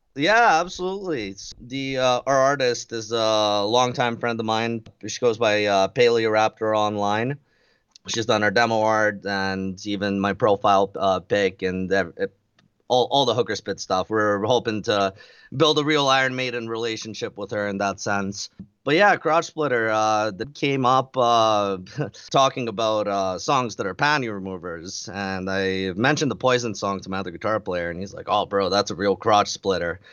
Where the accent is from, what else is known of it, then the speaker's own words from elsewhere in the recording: Red Deer, Alberta, Canada; We're from Red Deer, Alberta, in Canada